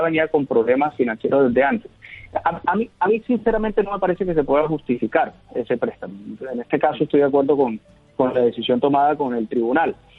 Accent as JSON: {"language": "Spanish", "town": "Barranquilla", "region": "Atlántico", "country": "Colombia", "said": "como barranquillero la quiero mucho porque es una aerolínea que nace en esta ciudad"}